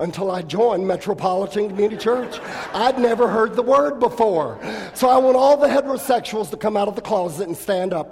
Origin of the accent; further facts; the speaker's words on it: California, United States; I come from California